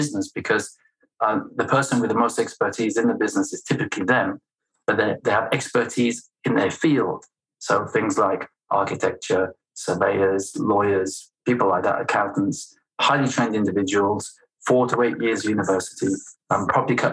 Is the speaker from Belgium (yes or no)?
yes; Belgium; first language French; English is a second language; moved away; also born or lived in United States; I'm Anglo-Swedish, raised in Belgium. So my first language is French.